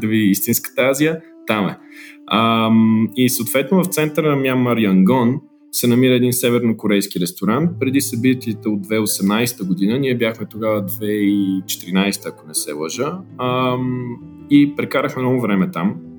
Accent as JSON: {"language": "Bulgarian", "country": "Bulgaria", "also_born_or_lived": "Lisbon, Portugal / Geneva, Switzerland", "moved": "as an adult", "lives_now": "United States", "said": "ние сме българи"}